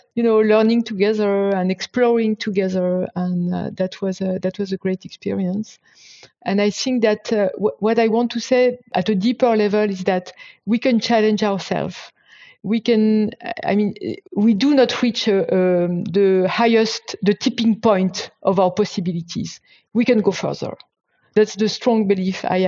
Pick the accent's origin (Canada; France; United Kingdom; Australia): France; moved away; I'm from a very French and traditional Christian family, Catholic family, and I was raised as such.